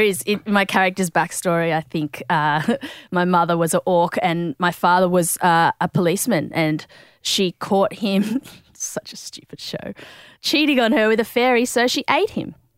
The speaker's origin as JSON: {"language": "English", "town": "Sydney", "region": "New South Wales", "country": "Australia", "tie": "born or raised there", "said": "I grew up in, I guess, South Sydney, in, around Peakhurst"}